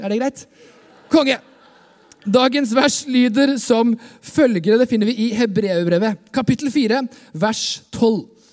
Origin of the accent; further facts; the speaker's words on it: Skien, Vestfold og Telemark, Norway; jeg kommer fra Skien. Eh, Skien misjonskirke også er liksom kirka jeg vokste opp